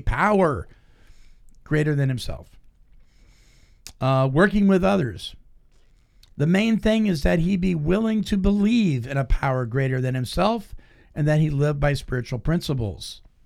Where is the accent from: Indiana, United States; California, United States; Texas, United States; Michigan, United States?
California, United States; Petaluma; my hometown, Petaluma, California